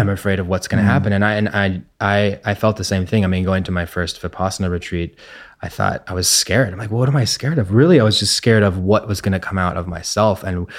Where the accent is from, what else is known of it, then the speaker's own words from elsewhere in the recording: Santa Barbara, California, United States; Luckily I was in a park, and I grew up in Santa Barbara where there was nature.